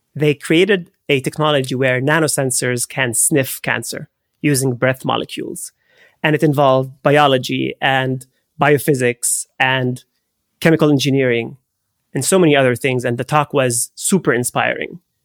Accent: Haifa, Haifa District, Israel; born or raised there; moved away

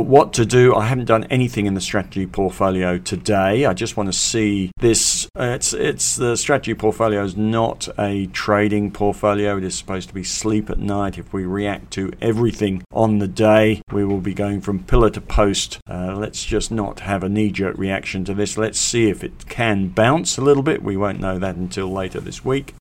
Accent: England, United Kingdom; born or raised there; moved away as an adult; now in Australia

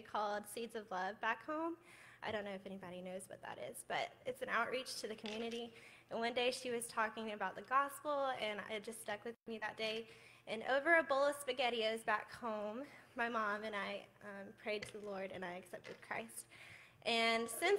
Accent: Gray Court, South Carolina, United States; I'm from Lawrence, South Carolina, specifically Gray Court

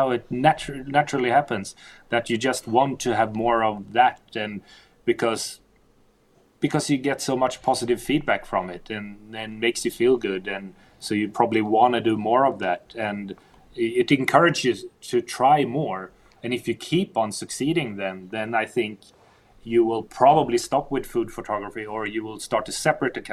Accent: Stockholm, Stockholm County, Sweden; growing up in Stockholm, diving in Stockholm for the first 15 years

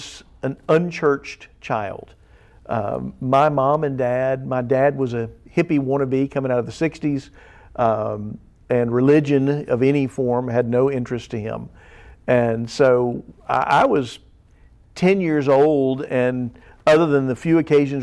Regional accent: South Louisiana, United States; now in Missouri, United States; as a young teenager growing up in South Louisiana

